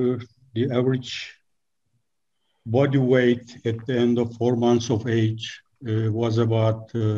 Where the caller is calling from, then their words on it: Turkey; I'm calling from Turkey.